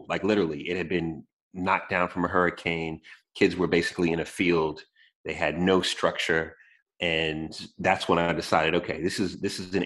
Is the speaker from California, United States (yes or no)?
no; New York, United States; moved away; I was born in New York